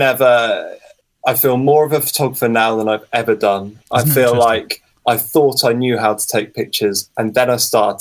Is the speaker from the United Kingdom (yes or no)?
yes; Somerset, South West England, United Kingdom; also born or lived in London; I'm from Somerset